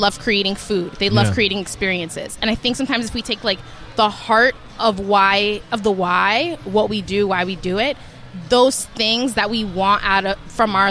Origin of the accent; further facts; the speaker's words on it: New York, United States; now in Miami, United States; growing up in New York